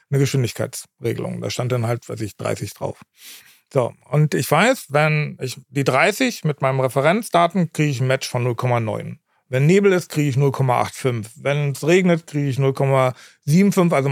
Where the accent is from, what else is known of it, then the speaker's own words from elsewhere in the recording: Berlin, Germany; Ähm, ich komme ja ursprünglich aus Berlin und in Tegelort dann, äh, ist auch ein Teil meiner Familie ansässig.